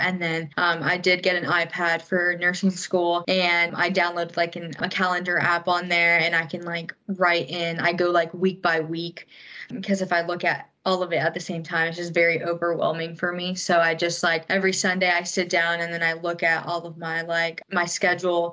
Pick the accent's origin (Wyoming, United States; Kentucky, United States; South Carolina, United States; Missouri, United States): South Carolina, United States; Hilton Head; moved away as an adult; now in Augusta, United States; I'm from Hilton Head, South Carolina